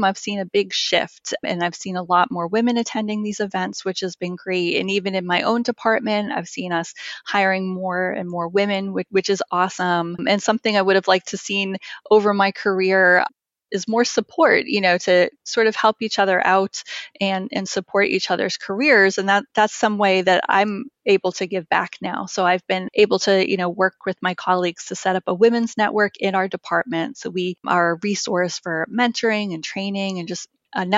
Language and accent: English; Massachusetts, United States; I was born and raised in Massachusetts